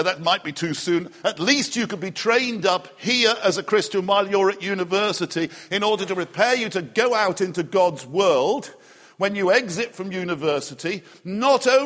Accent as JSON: {"language": "English", "town": "Liverpool", "region": "North West England", "country": "United Kingdom", "tie": "born or raised there", "moved": "yes", "said": "I grew up in Liverpool, and we had a backyard"}